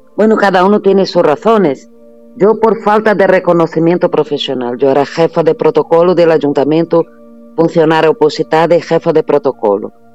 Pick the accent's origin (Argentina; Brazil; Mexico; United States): Brazil; Spanish is a second language; now in Spain; Yo sigo siendo brasileña